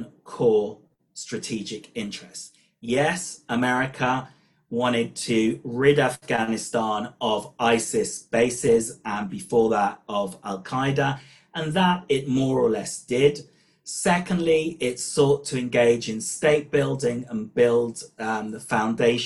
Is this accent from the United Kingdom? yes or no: yes; United Kingdom; accent: British; moved away as an adult; now in Israel; my British accent hasn't disappeared despite living in Israel for over 20 years